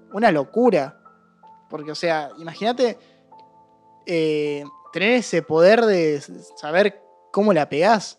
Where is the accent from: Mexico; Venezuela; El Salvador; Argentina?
Argentina; nosotros como sociedad argentina